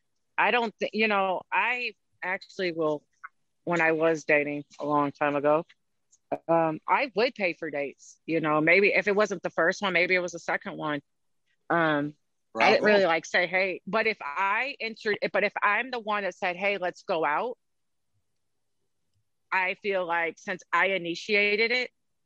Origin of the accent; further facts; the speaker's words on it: St. Louis, Missouri, United States; So we're both from St. Louis.